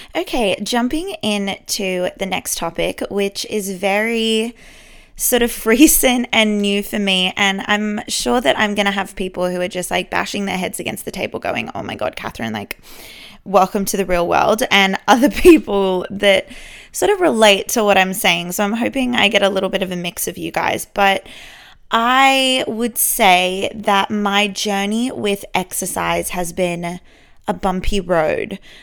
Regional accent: Sydney, New South Wales, Australia; born and raised in Sydney. I love living here.

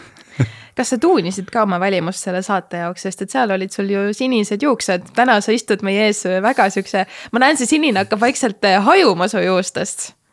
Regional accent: Tallinn, Harju County, Estonia; also born or lived in Jüri / Kangro; me kolisime tegelikult Kangrosse, mis on siis nagu osa Kiilist, aga see Kangro on tegelikult kilomeeter Tallinnast, nii et no ma ütlesin, et okei okay,, ma elan Kangros, aga samas kõik mu elu oli nagu ikkagi Tallinnas.

